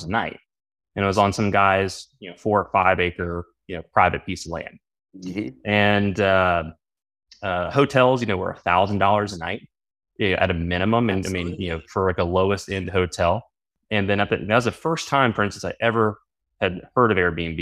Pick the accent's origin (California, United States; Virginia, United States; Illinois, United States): Virginia, United States; moved away as an adult; also born or lived in Baltimore / Philadelphia; I grew up in Virginia